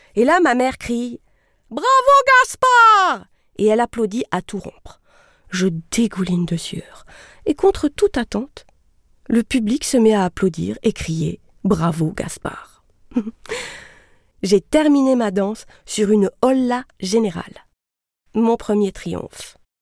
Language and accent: French; Sierre, Valais, Switzerland; J'ai grandi à Sierre, la ville du soleil